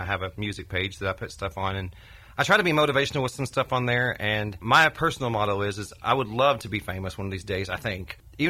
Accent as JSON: {"language": "English", "region": "Oklahoma", "country": "United States", "tie": "born or raised there", "also_born_or_lived": "Arkansas / Branson, Missouri", "moved": "as an adult", "lives_now": "Nashville, United States", "said": "I grew up in Oklahoma. I lived there until I was 23 years old. And then I moved to Arkansas for a few years."}